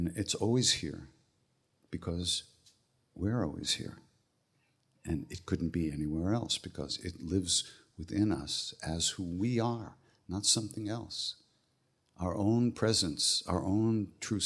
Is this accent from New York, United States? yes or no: yes; Long Island, New York, United States; also born or lived in Manhattan, New York; I was born on Long Island. Actually, in Manhattan, but I grew up on Long Island